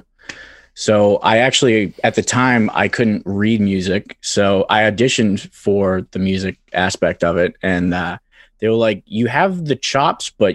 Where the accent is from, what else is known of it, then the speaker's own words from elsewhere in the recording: Quincy, Massachusetts, United States; I grew up in Quincy. It's a bit of a lawless wasteland